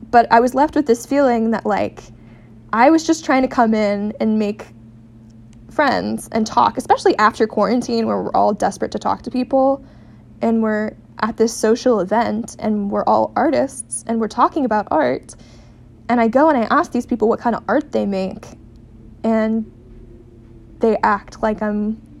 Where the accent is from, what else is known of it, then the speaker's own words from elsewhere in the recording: Seattle, Washington, United States; but I tell them I'm from Seattle.